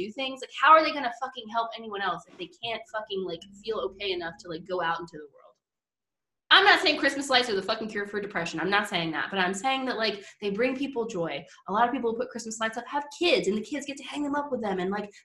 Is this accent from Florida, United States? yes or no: yes; Florida, United States; when I was a kid in Florida, like, I grew up in Florida